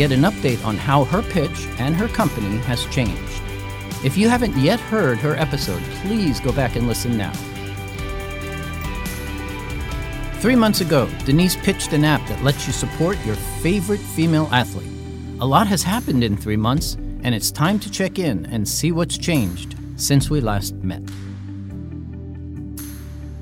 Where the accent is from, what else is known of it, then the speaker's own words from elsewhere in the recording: San Francisco Bay Area, California, United States; I hail from the San Francisco Bay Area